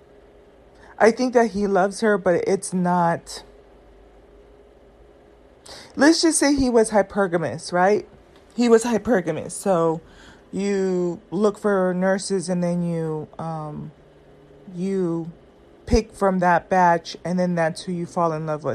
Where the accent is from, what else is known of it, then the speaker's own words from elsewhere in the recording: Southern California, United States; I grew up in Southern California where black women are not the preference